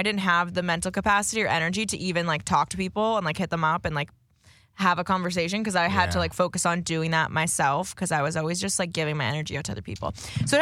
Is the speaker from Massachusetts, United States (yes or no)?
yes; Boston, Massachusetts, United States; us Boston folk